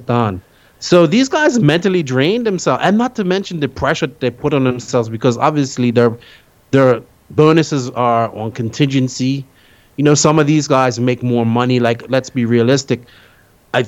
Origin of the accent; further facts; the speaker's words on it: Bermuda; now in Dominican Republic; I'm from Bermuda originally